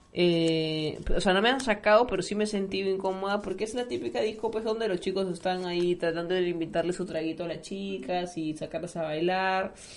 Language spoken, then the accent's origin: Spanish; Peru